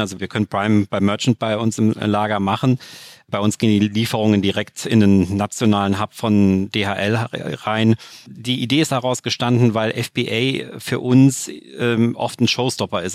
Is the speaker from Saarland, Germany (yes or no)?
yes; Saarland, Germany; bei uns im Saarland